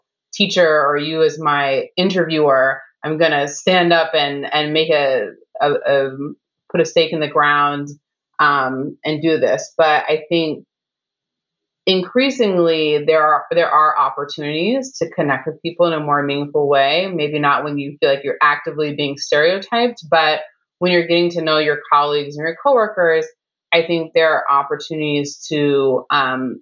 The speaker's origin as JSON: {"language": "English", "town": "Chicago", "region": "Illinois", "country": "United States", "said": "I'm from the South Side of Chicago"}